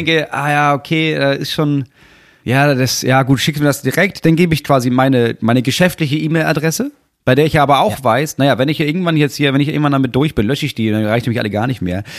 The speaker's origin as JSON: {"language": "German", "country": "Germany", "said": "als Deutscher"}